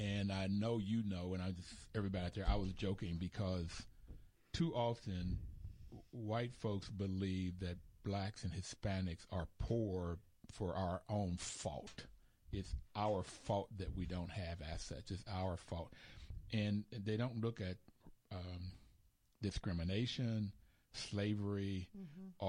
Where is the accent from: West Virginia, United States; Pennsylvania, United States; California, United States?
West Virginia, United States; Bluefield; I grew up in Bluefield, West Virginia